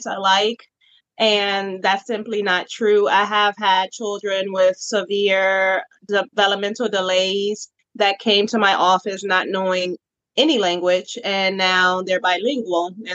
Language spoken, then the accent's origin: English; Richmond, Virginia, United States; I was born and raised in Richmond, Virginia